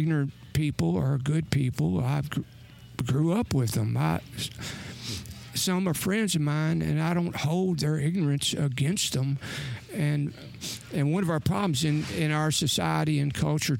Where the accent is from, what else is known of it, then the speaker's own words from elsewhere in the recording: Kentucky, United States; In Kentucky, I know what it's like to grow up here, as I did